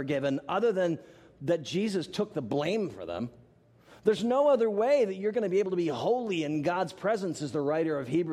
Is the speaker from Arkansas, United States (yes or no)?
no; Tallahassee, Florida, United States; I'm back in my hometown of Tallahassee, Florida